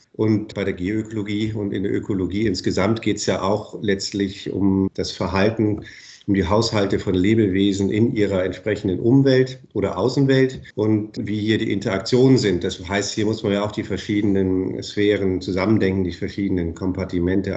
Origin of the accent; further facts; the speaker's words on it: Bremen, Germany; moved away as an adult; now in Karlsruhe, Germany; Ich bin Bremer von Haus aus, also ganz aus dem Norden